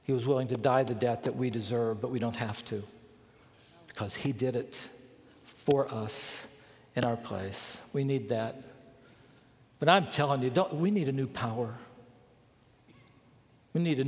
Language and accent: English; Bluefield, West Virginia, United States; I grew up in Bluefield, West Virginia